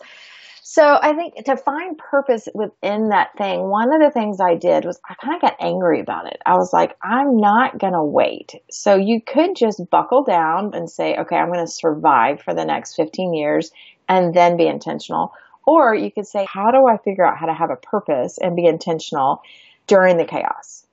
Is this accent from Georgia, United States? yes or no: yes; Georgia, United States; moved away as an adult; also born or lived in Florida; now in Texas, United States; We grew up in Georgia.